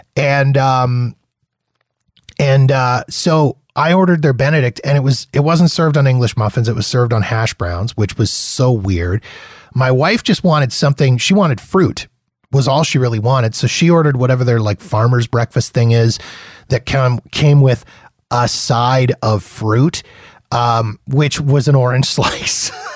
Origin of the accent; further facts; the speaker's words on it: Manitoba, Canada; also born or lived in Saskatchewan / Ontario; now in Alberta, Canada; I grew up in Manitoba